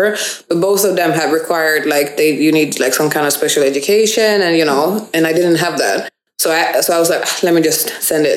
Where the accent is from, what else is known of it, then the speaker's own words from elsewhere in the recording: Gothenburg, Västra Götaland, Sweden; also born or lived in Norway; I'm from Gothenburg. My mom is Swedish and my dad is Gambian. I grew up in Gothenburg